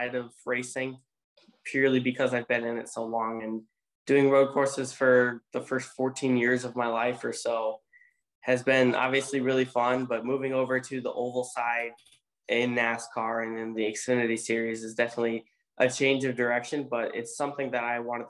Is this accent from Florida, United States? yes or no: no; Road America, Wisconsin, United States; my hometown race, or home track at least